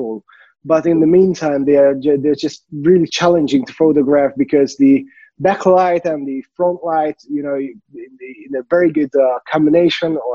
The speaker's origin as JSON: {"language": "English", "country": "Hungary", "said": "from Hungary"}